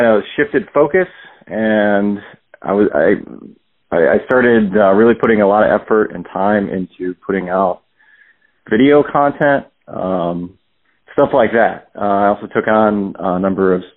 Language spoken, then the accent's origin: English; Richfield, Ohio, United States; also born or lived in Akron, Ohio; I was born and raised in Richfield, Ohio, which is like it's about 30 minutes south of Cleveland